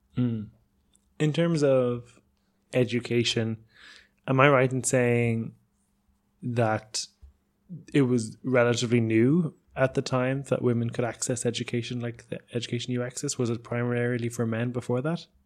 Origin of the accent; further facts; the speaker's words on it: Ireland; I grew up in Ireland